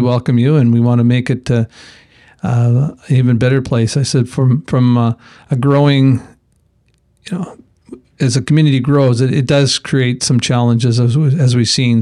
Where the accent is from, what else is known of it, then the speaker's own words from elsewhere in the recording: Alberta, Canada; moved away as an adult; now in Kelowna, Canada; I come from Alberta originally, been here over, like I mentioned, over 32 years